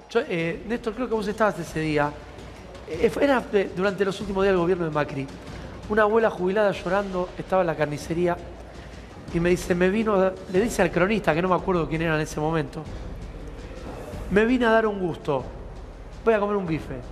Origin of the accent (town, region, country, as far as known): Argentina